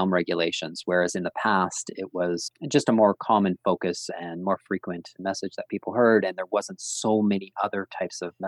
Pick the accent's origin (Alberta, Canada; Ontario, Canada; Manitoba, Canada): Ontario, Canada; now in Saskatoon, Canada; I'm from Ontario